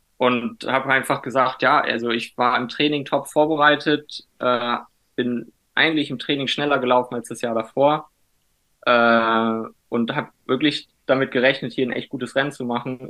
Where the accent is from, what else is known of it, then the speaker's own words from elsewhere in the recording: Wingst, Lower Saxony, Germany; moved away; also born or lived in Spain; ursprünglich komme ich äh, aus dem Norden, ganz äh, in der Nähe von Cuxhaven, aus so einem kleinen Dorf namens Wingst. Äh, da bin ich aufgewachsen